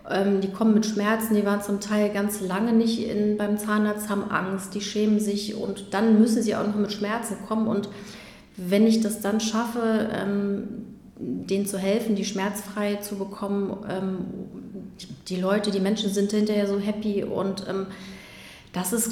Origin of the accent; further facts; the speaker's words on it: Magdeburg, Saxony-Anhalt, Germany; also born or lived in Berlin; Genau, aufge, aufgewachsen bin ich in Magdeburg.